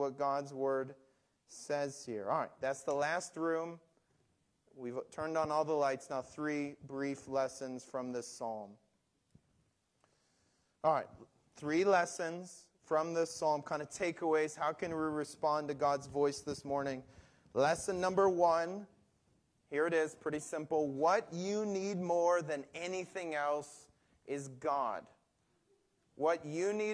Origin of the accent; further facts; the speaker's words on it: Detroit, Michigan, United States; When I grew up in Detroit